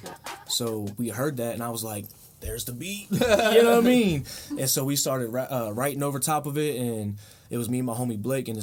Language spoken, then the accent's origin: English; Staunton, Virginia, United States; also born or lived in Manassas, Virginia; we grew up in Stanton.